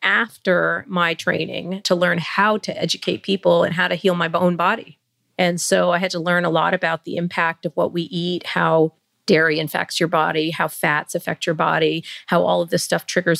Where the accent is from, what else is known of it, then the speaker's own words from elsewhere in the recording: India; born there; You know, I am Indian by birth